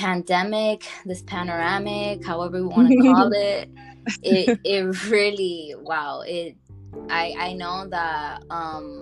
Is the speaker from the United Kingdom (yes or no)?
no; New York, United States; I'm from New York. I'm Dominican.